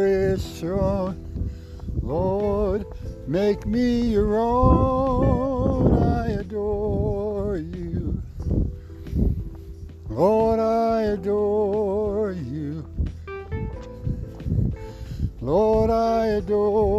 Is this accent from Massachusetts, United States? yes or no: yes; Massachusetts, United States; now in Iowa, United States; I'm originally from Massachusetts. And now I'm living in Iowa